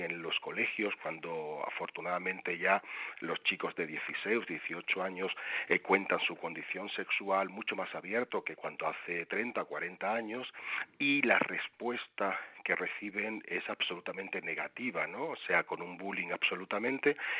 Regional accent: Seville, Andalusia, Spain; moved away as an adult; now in Madrid, Spain; yo soy originario de Sevilla, aunque llevo en Madrid ya veintitantos años

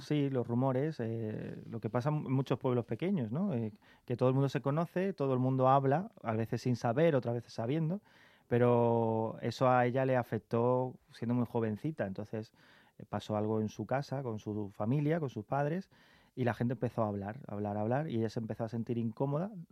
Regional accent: Carmona, Andalusia, Spain; moved away as an adult; now in Madrid, Spain; mi pueblo, Carmona

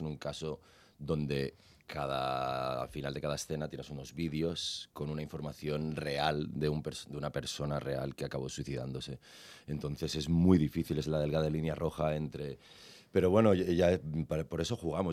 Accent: Andorra; yo soy de Andorra

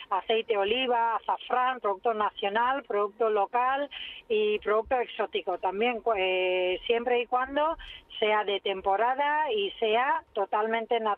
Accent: India; also born or lived in Africa / Europe; soy de origen de la India, pero también me he criado en África, he vivido en Europa y me encanta viajar.

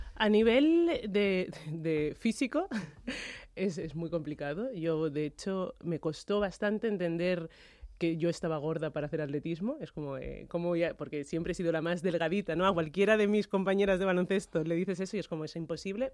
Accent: Madrid, Community of Madrid, Spain; nacido y me he criado en España

